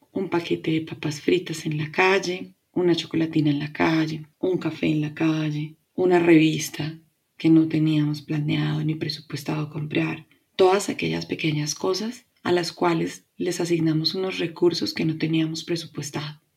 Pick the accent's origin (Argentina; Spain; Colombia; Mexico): Colombia; Mi país, Colombia